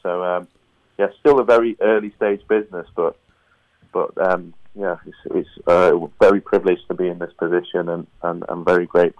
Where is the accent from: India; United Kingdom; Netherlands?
United Kingdom; Manchester, North West England; And growing up in Manchester, as you mentioned, Ricky Hatton and Man City, it's a huge fighting city.